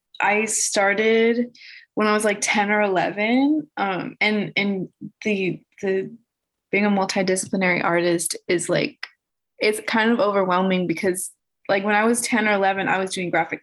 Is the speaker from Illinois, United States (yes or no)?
yes; Chicago, Illinois, United States; I'm from Chicago